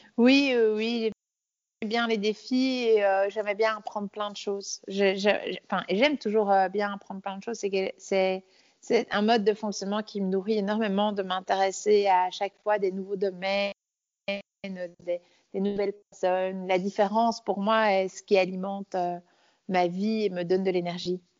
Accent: Belgium; also born or lived in Brussels; je suis née donc euh, euh, à Bruxelles, mais j'ai grandi euh, à la campagne

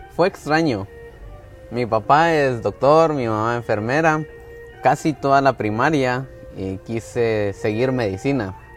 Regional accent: Antigua Guatemala, Sacatepéquez, Guatemala; also born or lived in Jocotenango; Yo nací en Antigua, en el Hospital Nacional, pero vivo en Jocotenango. Es, una ciudad a la par.

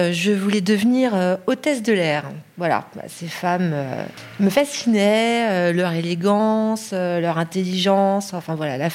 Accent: Paris, Île-de-France, France; born there; alors donc je suis née à Paris, j'ai étudié le négoce d'art, l'école Icar à Paris 8e

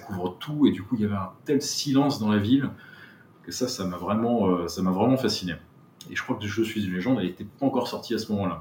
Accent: Brittany, France; moved away; also born or lived in Paris / New York; j'ai grandi en Bretagne

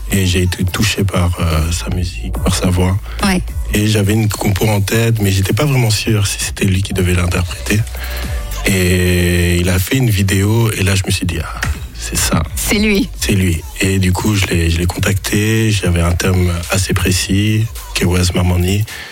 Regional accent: Geneva, Switzerland; Oui, je suis de Genève.

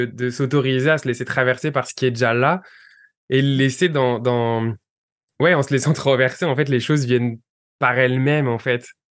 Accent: France; moved away; tous les deux, on vient de France

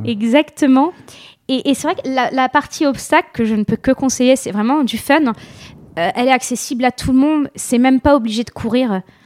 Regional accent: La Madeleine, Hauts-de-France, France; je suis originaire de la Madeleine, juste à côté de Lille

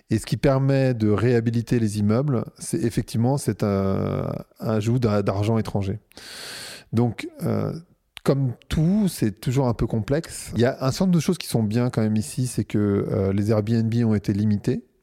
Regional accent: Paris, Île-de-France, France; moved away as an adult; also born or lived in New York; now in Lisbon, Portugal; je suis parisien, quoi.

